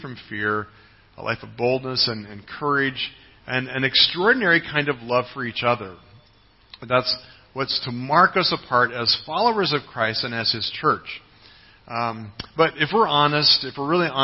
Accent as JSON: {"language": "English", "country": "United States", "moved": "yes", "said": "my home country, the United States"}